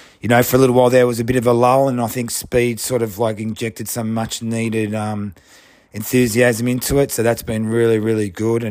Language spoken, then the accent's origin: English; Sydney, New South Wales, Australia; I'm from Sydney, one of the old heads